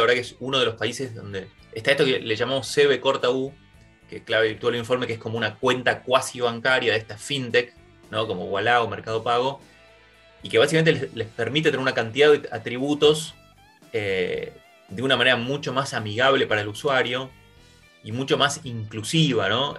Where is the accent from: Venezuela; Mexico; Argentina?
Argentina; nosotros mismos, como argentinos